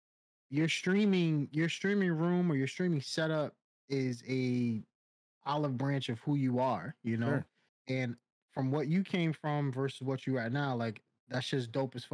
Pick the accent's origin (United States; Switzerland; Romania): United States; Brentwood, New York; moved away; also born or lived in Virginia / Mississippi / Florida; I'm from Long Island originally